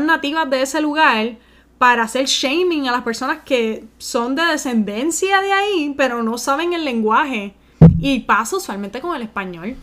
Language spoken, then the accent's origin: Spanish; Puerto Rico; moved away as an adult; now in United States; yo también me crié en Puerto Rico